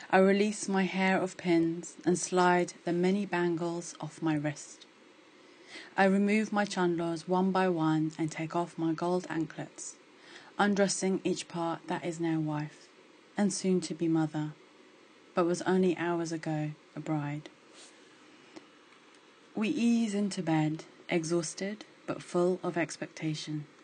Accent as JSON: {"language": "English", "country": "United Kingdom", "tie": "born or raised there", "said": "Despite this, I've always been very comfortable being Indian. Maybe less comfortable being a diasporic Indian, but that's another story. Growing up in the UK, there's always been an inherent fear about losing my culture."}